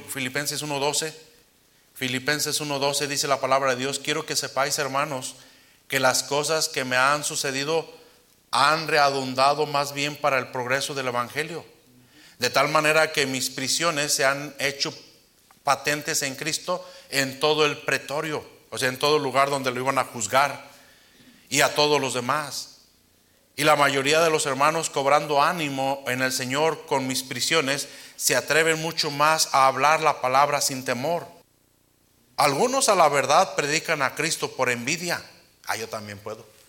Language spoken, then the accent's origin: Spanish; Uruapan, Michoacán, Mexico; soy de Uruapan